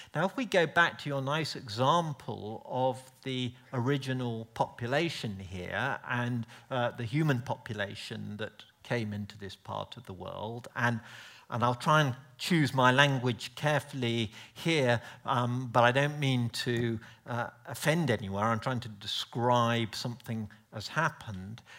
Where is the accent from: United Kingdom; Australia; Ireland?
United Kingdom; being polite British person